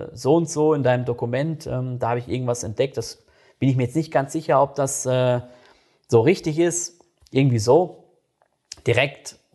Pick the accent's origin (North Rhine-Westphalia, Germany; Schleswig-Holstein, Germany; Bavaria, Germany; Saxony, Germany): North Rhine-Westphalia, Germany; Ich komme selbst aus NRW und ich merke das jedes Mal, äh, wenn ich dann wieder da bin.